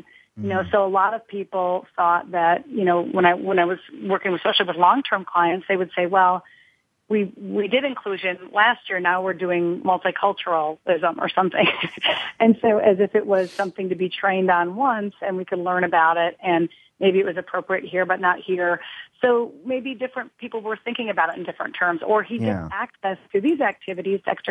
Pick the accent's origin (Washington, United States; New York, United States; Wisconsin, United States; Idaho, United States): Wisconsin, United States; Green Bay; I'm from Green Bay